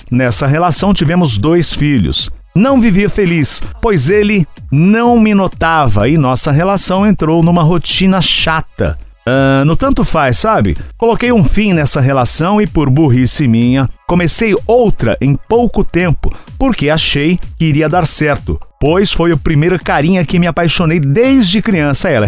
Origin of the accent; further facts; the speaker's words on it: Limeira, São Paulo, Brazil; also born or lived in Santa Amélia; Nossa, eu nasci em Santa Amélia e fui criado em Limeira.